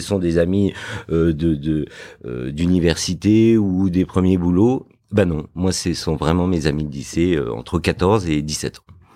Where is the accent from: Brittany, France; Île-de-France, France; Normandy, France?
Île-de-France, France; Fontenay-sous-Bois; also born or lived in Morocco; j'ai grandi euh, dans une banlieue dans le 94 qui s'appelle Fontenay-sous-Bois